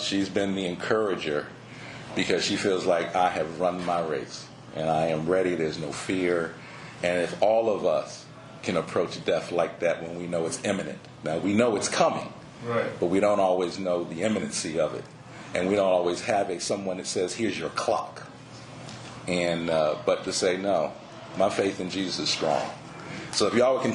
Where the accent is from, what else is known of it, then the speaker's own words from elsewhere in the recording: Philadelphia, Pennsylvania, United States; moved away as an adult; also born or lived in Tallahassee, Florida; I was born in Philadelphia, so I am a Northeasterner. Born and raised in Philly